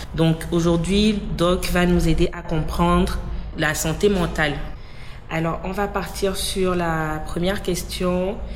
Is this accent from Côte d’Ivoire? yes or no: no; Togo; je suis togolaise